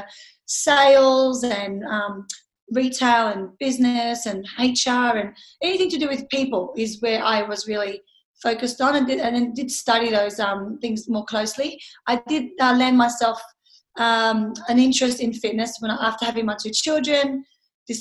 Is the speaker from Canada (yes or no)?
no; Lebanon; now in Sydney, Australia; I've lived here for 30 years. I was born overseas in Lebanon